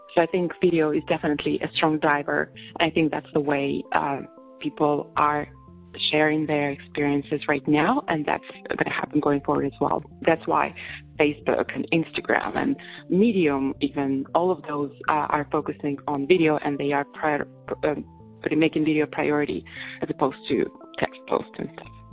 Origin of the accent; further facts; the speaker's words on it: Russia; moved away as an adult; also born or lived in Moscow, Russia / London, United Kingdom; now in San Francisco, United States; I was born in Russia